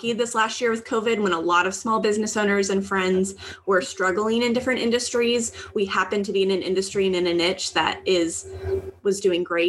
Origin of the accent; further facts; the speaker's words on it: Southern California, United States; We come from Southern California, where it's very expensive to live